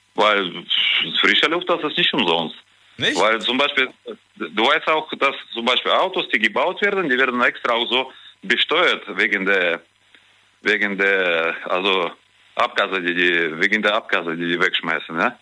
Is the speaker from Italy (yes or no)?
no; Kazakhstan; now in Germany; ich bin ja in Kasachstan geboren